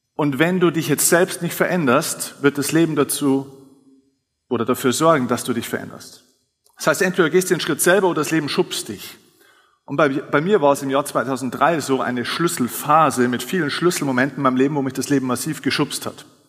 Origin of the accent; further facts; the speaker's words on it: Lower Bavaria, Germany; ich komme jetzt aus Niederbayern